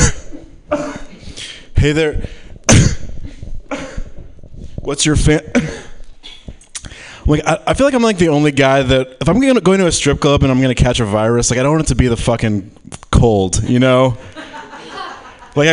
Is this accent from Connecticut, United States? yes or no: no; Michigan, United States; I'm from Michigan